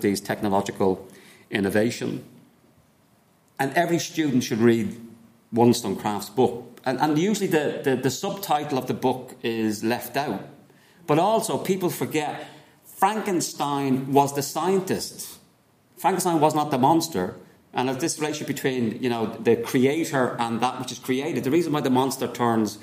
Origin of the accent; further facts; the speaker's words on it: Ireland; as Irish people.